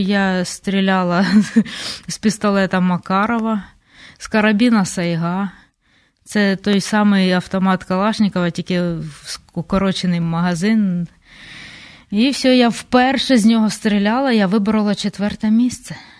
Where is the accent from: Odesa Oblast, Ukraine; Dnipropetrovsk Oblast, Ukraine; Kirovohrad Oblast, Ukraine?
Dnipropetrovsk Oblast, Ukraine; Kryvyi Rih; А я ж з Кривого Рогу